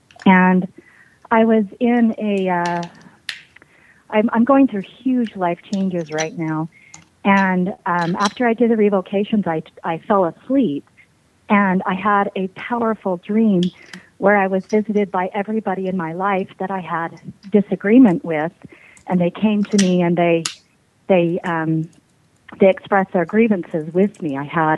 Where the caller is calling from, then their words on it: Salt Lake City, Utah, United States; Lake City, Utah.